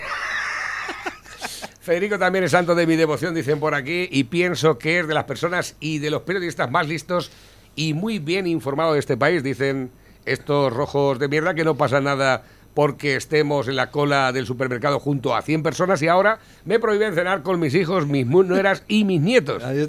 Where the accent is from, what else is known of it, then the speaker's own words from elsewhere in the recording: Spain; somos muy españoles.